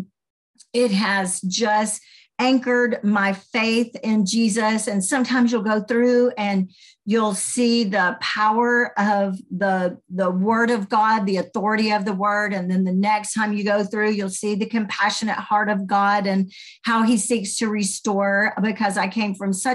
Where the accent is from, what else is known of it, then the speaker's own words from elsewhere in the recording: Birmingham, Alabama, United States; accent: Southern; you can tell I might have a Southern accent. I'm from Alabama, was raised in Birmingham